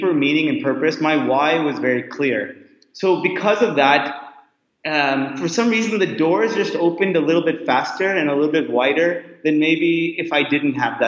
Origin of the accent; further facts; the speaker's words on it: California, United States; moved away as an adult; also born or lived in Laguna Beach, California; now in India; Gujarati community growing up in California